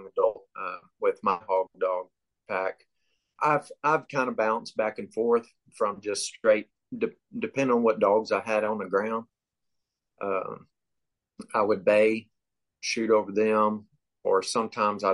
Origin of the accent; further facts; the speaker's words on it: Live Oak County, South Texas, United States; moved away as an adult; now in San Angelo, United States; I grew up in South Texas in what they call the brush country, Live Oak County, McMullen area